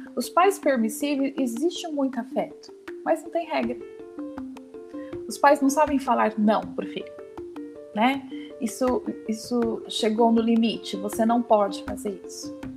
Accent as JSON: {"language": "Portuguese", "country": "Brazil", "said": "Assim como nós brasileiros"}